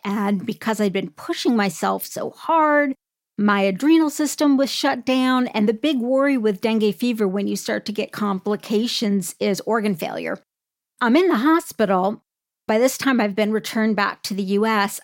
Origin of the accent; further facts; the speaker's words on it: United States; as an American